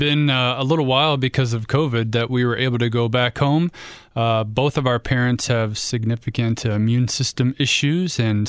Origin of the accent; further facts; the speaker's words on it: Ohio, United States; Nope. I'm from the North. I had to serve quite a long time in the South. So it was kind of funny being on the wrong side of the state. I went to Ohio State and it was kind of in the middle, but definitely growing up, I was Cleveland all the way.